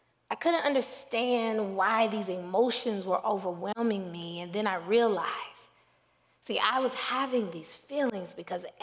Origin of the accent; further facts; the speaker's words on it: Dallas, Texas, United States; I was from Dallas, Texas.